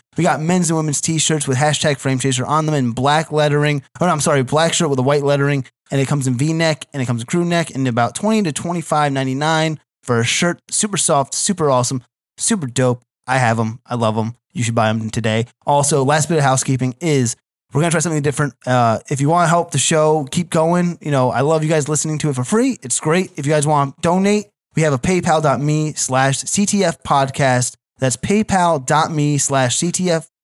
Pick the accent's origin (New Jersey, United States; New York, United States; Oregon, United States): New Jersey, United States; Sayreville; I'm from Sayreville